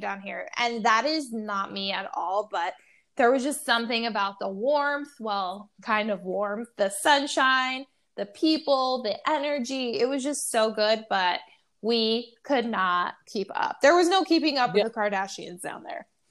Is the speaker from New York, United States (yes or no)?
yes; New York, United States; being a New Yorker.